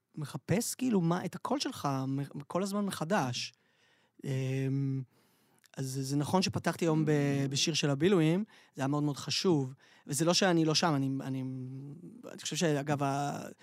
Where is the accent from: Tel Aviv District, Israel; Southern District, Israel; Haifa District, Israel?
Tel Aviv District, Israel; Tel Aviv; אנחנו תל אביבים